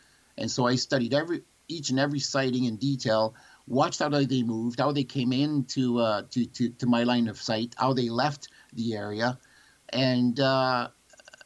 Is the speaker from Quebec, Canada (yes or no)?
no; Sudbury, Ontario, Canada; I grew up near the Sudbury airport